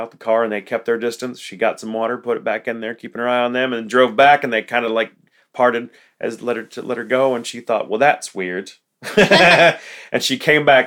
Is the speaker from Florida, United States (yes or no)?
no; Texas, United States; I grew up here in Texas